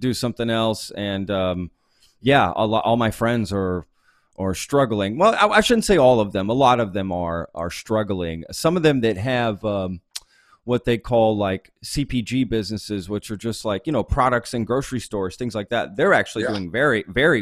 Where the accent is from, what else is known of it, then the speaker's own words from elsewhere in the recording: Dallas, Texas, United States; moved away as an adult; also born or lived in Spain / Veracruz / Pennsylvania / Mexico; now in Austin, United States; I moved from, I'm originally from Dallas